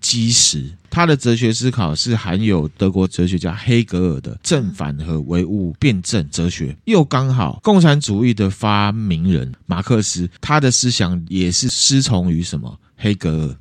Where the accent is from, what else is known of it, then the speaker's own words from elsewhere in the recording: Taiwan; 我们台湾人还有一大部分的人并没有这样的认知